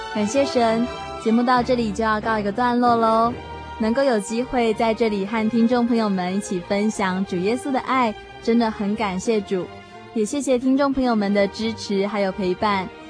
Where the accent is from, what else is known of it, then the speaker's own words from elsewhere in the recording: Tainan, Taiwan; 我从台南来的，然后我在大学的主修科系是社会工作系